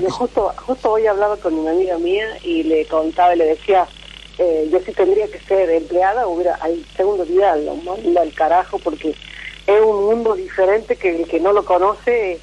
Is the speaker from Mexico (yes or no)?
no; La Rioja, Argentina; also born or lived in Córdoba; De La Rioja.